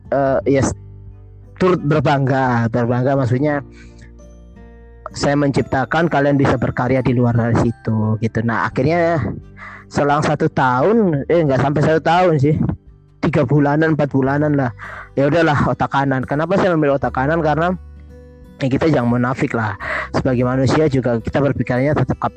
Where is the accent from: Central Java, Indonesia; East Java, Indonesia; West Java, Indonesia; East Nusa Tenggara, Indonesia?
East Nusa Tenggara, Indonesia; Kupang; moved away as an adult; kali saya menginjak Surabaya saya kuliah uh, kuliah di tahun 2012 itu banyak yang kamu dari mana oh saya dari ini saya dari Kupang dari Nusa Tenggara Timur